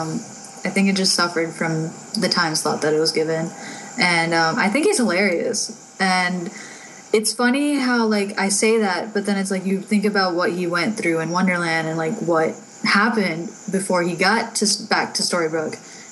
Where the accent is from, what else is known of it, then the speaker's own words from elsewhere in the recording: United States; as an American